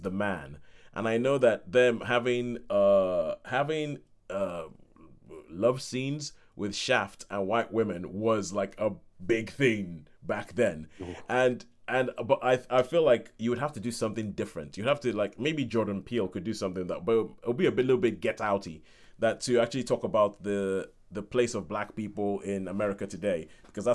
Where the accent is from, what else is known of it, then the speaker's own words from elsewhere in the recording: Nigeria; growing up in Nigeria with my parents